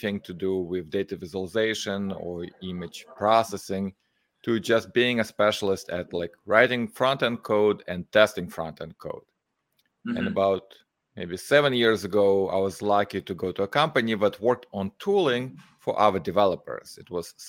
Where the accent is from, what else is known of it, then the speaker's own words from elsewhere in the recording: Moldova; I'm from Moldova.